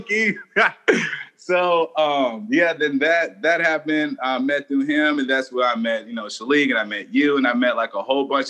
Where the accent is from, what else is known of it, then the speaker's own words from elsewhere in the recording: Texas, United States; moved away; me growing up in Texas